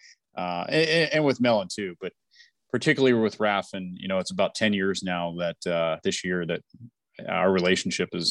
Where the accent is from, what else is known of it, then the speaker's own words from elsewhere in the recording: Western Pennsylvania, United States; moved away; I grew up in Western PA